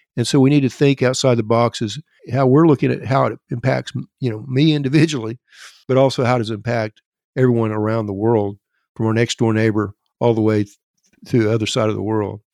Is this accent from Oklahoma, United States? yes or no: yes; Elk City, Oklahoma, United States; my hometown of Elk City, Oklahoma